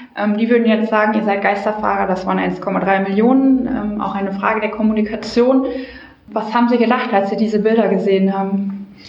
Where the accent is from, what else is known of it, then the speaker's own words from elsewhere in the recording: Germany; wir als Deutsche